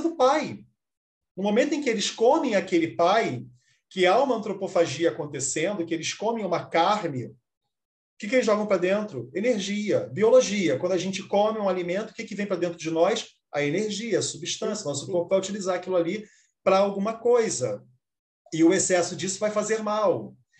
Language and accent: Portuguese; Brazil; also born or lived in Rio de Janeiro; eu sou brasileiro